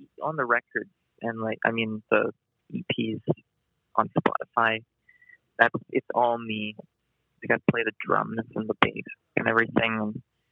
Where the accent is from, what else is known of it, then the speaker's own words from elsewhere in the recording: Canada; now in Winnipeg, Canada; I'm from Canada